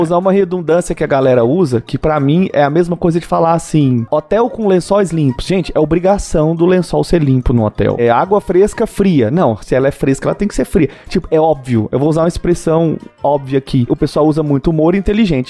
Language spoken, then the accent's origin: Portuguese; Brazil; somos brasileiros